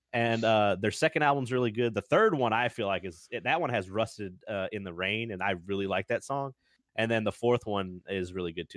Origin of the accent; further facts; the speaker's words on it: the South, United States; I'm from the South